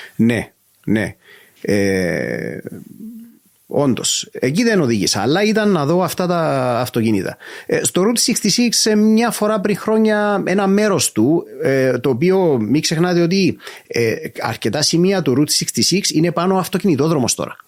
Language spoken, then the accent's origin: Greek; Cyprus; είμαι από την Κύπρο